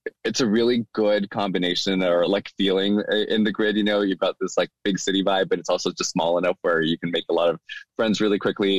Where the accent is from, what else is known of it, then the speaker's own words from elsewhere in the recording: Escondido, California, United States; moved away as an adult; also born or lived in Mexico; now in Sacramento, United States; So I was actually born in Mexico. And my parents brought me to the States when I was about three. And so I grew up in San Diego. At least that's what I tell people who don't know very much about San Diego, because I actually grew up in Escondido, which is North San Diego County.